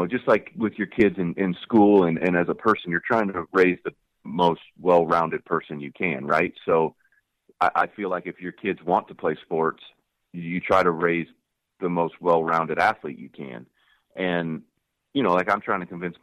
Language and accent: English; the Northwest, Pacific Northwest, United States; I grew up in the Northwest.